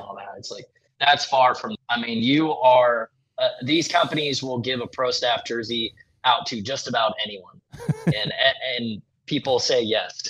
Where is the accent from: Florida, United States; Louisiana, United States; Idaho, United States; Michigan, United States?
Michigan, United States; now in Iowa, United States; I grew up in Michigan.